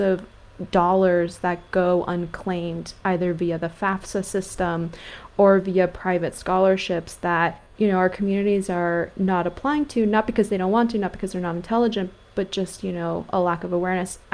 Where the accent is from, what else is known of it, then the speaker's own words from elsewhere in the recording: California, United States; I grew up in California